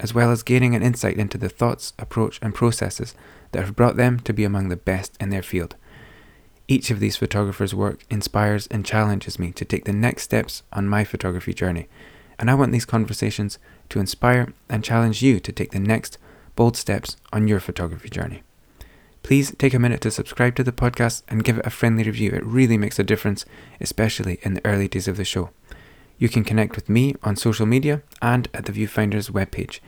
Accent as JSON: {"language": "English", "town": "Aberdeen", "region": "Scotland", "country": "United Kingdom", "tie": "born or raised there", "said": "I'm a photographer from Aberdeen in Scotland"}